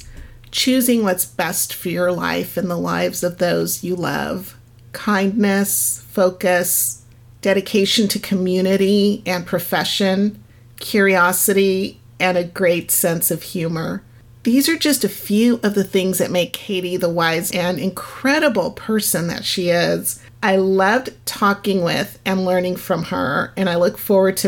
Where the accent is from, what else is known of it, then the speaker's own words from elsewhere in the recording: Lomita, California, United States; We finally settled down fairly early on when my parents moved to Lomita, and I consider that my hometown